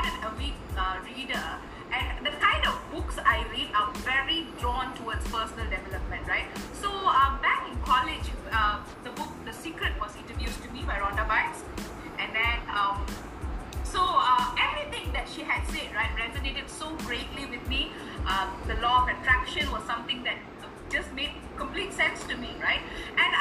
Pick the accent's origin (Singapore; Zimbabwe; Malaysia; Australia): Malaysia; moved away as an adult; also born or lived in Bandung, Indonesia; now in Chennai, India; I'm a Malaysian